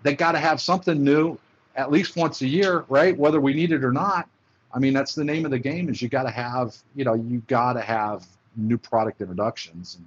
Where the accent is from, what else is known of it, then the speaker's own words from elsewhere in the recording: Oxford, Ohio, United States; moved away as an adult; also born or lived in Cincinnati, Ohio; now in Atlanta, United States; I was born in Cincinnati, Ohio. Uh, grew up, uh, spent most of my formative years in um, Oxford, Ohio, which is a small town about uh, 45 minutes or an hour away from uh, Cincinnati